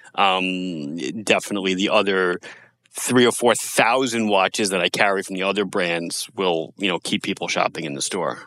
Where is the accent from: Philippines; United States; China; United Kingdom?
United States; as Americans